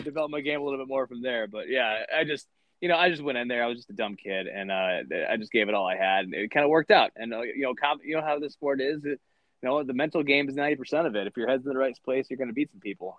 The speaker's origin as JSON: {"language": "English", "town": "Lansing", "region": "Michigan", "country": "United States", "tie": "born or raised there", "also_born_or_lived": "Grand Haven, Michigan", "said": "I'm originally from Lansing, Michigan. Um, my my parents were divorced, and uh, my dad lived in Lansing, and my mom lived in Grand Haven, and I split time between the two."}